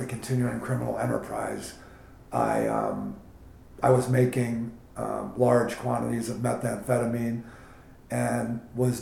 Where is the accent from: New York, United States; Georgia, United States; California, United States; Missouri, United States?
California, United States; San Francisco; I grew up in the Bay Area of San Francisco in a traditional family setting